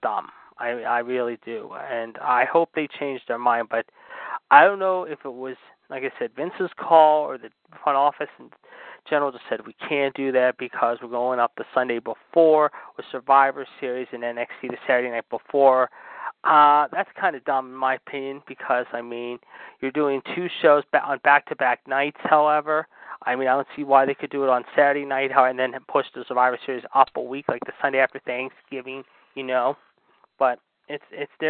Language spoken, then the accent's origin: English; Pittsburgh, Pennsylvania, United States; here in my hometown.